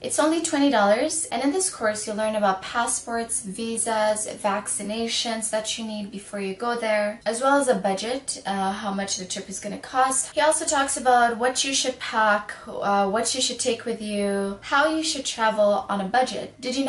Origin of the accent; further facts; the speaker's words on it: Sudan; moved away; I'm from Sudan, I'm African